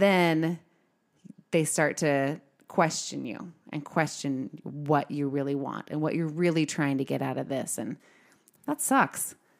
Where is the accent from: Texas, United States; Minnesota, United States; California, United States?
California, United States; now in Utah, United States; I'm originally from California